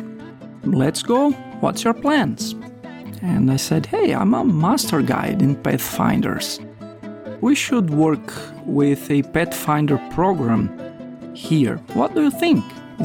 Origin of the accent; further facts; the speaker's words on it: Brazil; moved away as an adult; also born or lived in Guinea; along with my wife Aline, we are from Brazil